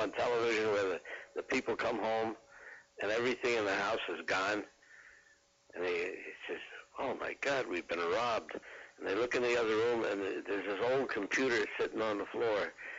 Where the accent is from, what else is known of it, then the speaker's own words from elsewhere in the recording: New Jersey, United States; moved away; we were from New Jersey